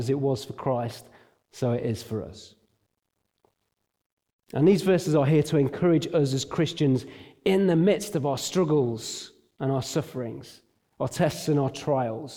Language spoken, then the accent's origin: English; Derbyshire, East Midlands, United Kingdom; now in Nottingham, United Kingdom; I grew up in Derbyshire. I live in Nottingham.